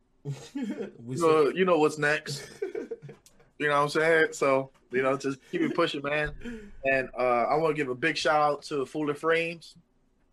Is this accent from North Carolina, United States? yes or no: no; Philadelphia, Pennsylvania, United States; I'm from Philly